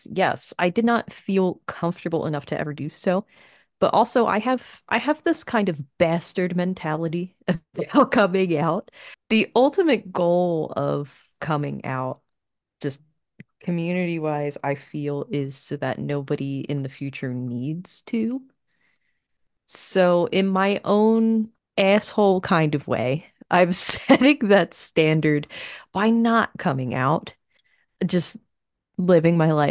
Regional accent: United States; I grew up in America in the 90s

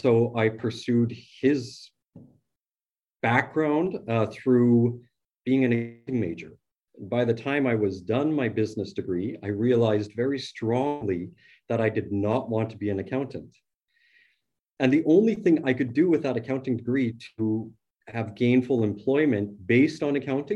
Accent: Morden, Manitoba, Canada; I grew up in Morden, Manitoba, which is a small town, and it's a part of what we call the Bible Belt here in Manitoba

